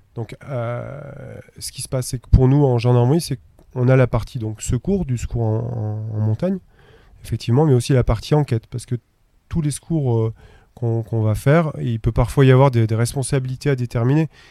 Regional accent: Auvergne-Rhône-Alpes, France; now in Chamonix, France; je suis originaire d'Auvergne

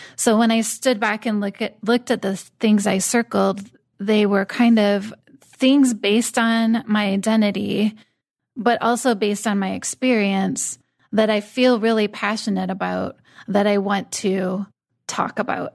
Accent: United States; I'm a woman, I'm white, I'm American

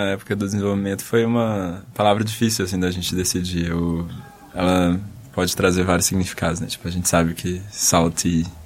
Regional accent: Brazil; porque a gente é brasileiro

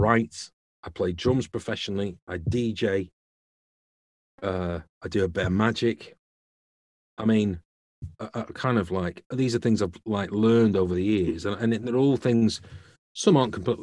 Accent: Preston, North West England, United Kingdom; also born or lived in Salford; I was born in Salford, but I was adopted and I grew up in a little village just outside Preston

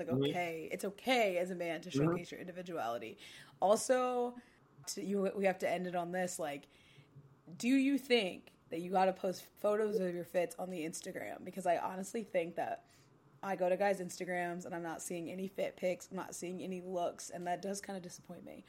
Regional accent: Ohio, United States; now in New York City, United States; I grew up in Ohio

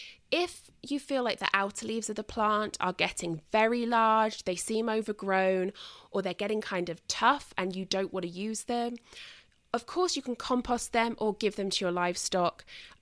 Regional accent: United Kingdom; And as I've mentioned before, I mean, obviously I'm British.

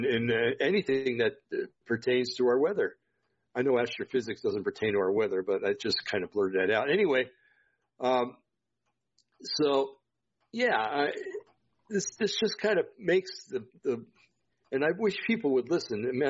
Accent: Vacaville, California, United States; moved away; Did all my growing up in the Vacaville area

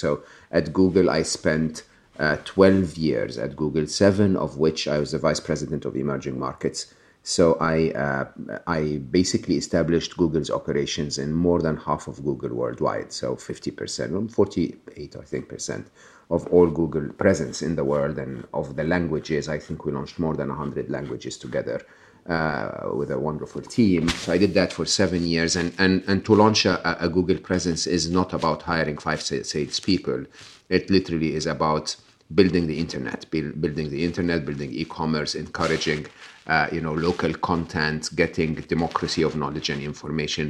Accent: Egypt; moved away; I'm born and raised in Egypt, educated in public school, public university in Egypt

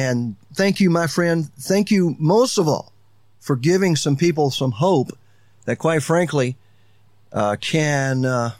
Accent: Alabama, United States; now in Florida Keys, United States; I'm from Alabama

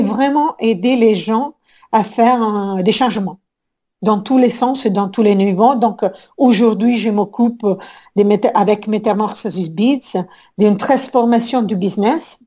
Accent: Rome, Lazio, Italy; French is a second language; moved away as an adult; je suis née depuis longtemps à Rome et ça fait un, bon moment, presque 25 ans que je suis sortie de l'Italie

